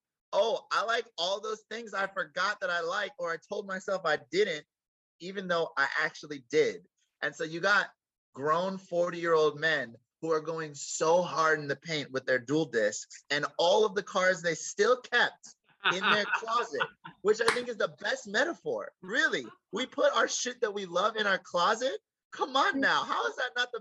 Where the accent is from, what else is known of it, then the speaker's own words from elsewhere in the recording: Los Angeles, California, United States; I grew up in Los Angeles.